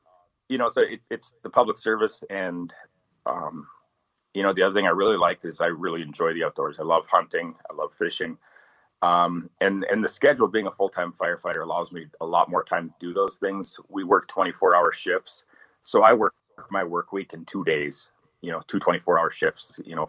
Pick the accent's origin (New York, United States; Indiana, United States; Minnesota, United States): Minnesota, United States; Rainy Lake, northern; now in Bemidji, United States; I grew up right on Rainy Lake on the Canadian border, northern Minnesota.